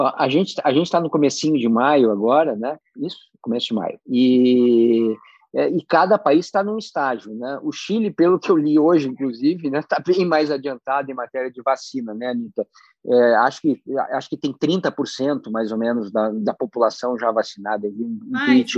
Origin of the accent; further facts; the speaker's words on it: Rio Grande do Sul, Brazil; eu sou gaúcho